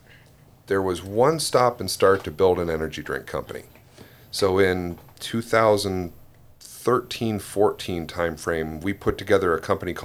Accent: Ludington, Michigan, United States; Yeah, I grew up in Ludington.

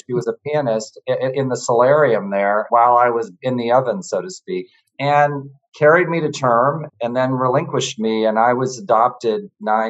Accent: New York City, New York, United States; I was born in Manhattan. In New York

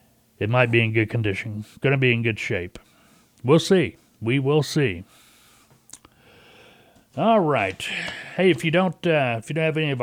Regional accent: Canada; Hey, like I'm from Canada. We got to get more music.

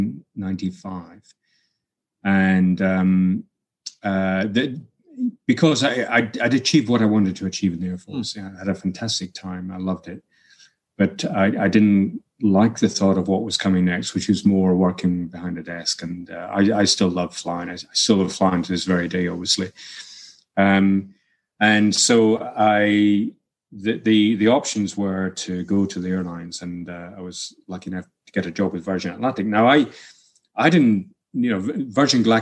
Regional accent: Helmsdale, Scotland, United Kingdom; now in New Mexico, United States; the village that I was brought up in Helmsdale

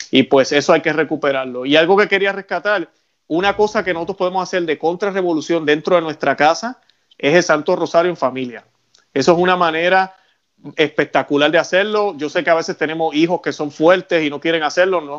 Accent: Puerto Rico; now in Florida, United States; nosotros allá en Puerto Rico, eh, yo soy de Puerto Rico, vivo en Florida, pero soy de Puerto Rico

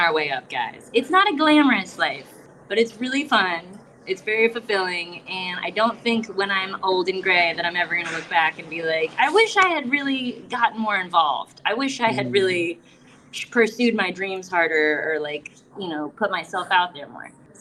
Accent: South Florida, United States; I'm from South Florida

